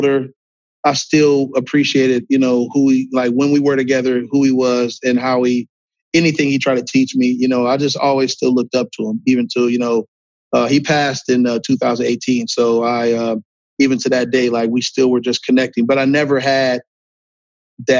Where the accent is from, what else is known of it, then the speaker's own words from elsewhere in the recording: Akron, Ohio, United States; I'm from Akron, Ohio